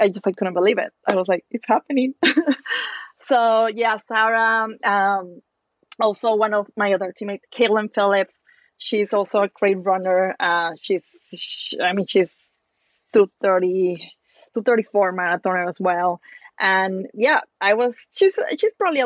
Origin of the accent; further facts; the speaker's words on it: Torreón, Coahuila, Mexico; English is a second language; moved away as an adult; also born or lived in Princeton, New Jersey; now in New York, United States; I ran my first marathon in my hometown. So I am from Torreon in Mexico